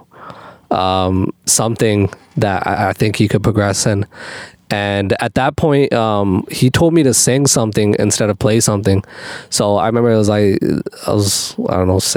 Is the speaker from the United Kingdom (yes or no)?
no; Calgary, Alberta, Canada; I was born in Calgary, Alberta, Canada